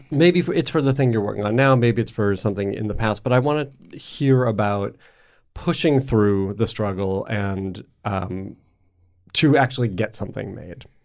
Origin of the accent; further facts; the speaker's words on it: Canada; Wait, I'm I Canadian.